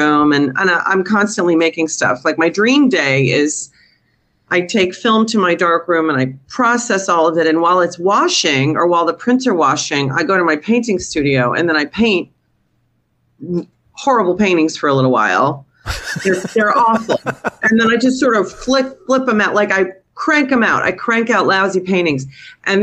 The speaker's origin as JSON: {"language": "English", "town": "New Haven", "region": "Connecticut", "country": "United States", "also_born_or_lived": "Manhattan, New York", "moved": "yes", "lives_now": "New York, United States", "said": "I'm from New Haven"}